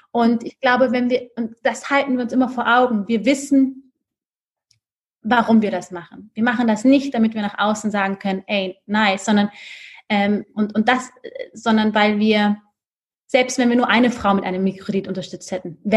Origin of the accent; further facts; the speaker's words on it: Ethiopia; now in Germany; Und ich glaube auch die Tatsache, dass Sali und ich wir kommen aus Äthiopien. In all den Frauen sehen wir ein Stück weit uns selber.